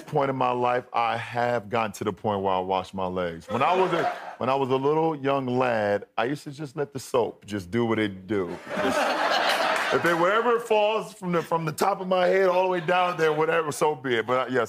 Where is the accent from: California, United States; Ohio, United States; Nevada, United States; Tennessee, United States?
Ohio, United States; Akron; moved away as an adult; now in Los Angeles, United States; I'm a kid from Akron, Ohio